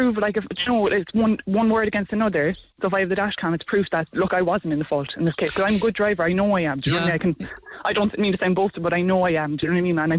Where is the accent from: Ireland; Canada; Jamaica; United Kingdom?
Ireland; Cork, Munster; now in Tipperary, Ireland; I'm from Cork originally and moved up to Tipperary